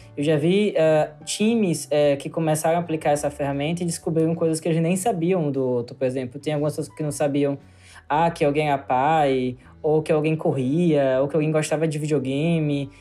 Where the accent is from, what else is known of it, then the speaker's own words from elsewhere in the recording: Aracaju, Sergipe, Brazil; da minha cidade, em Ayacaju, porque eu sou de Ayacaju, Sergipe